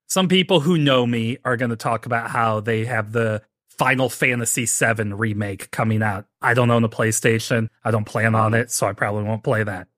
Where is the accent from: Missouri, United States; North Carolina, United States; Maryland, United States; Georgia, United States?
Missouri, United States; St. Louis; I'm not from Missouri. I'm from Saint Louis